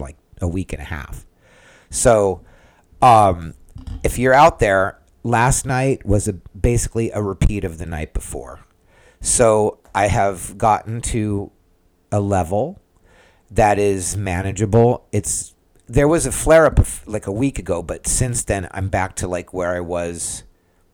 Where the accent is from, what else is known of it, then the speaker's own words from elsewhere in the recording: San Diego, California, United States; now in Central Florida, United States; I'm from San Diego originally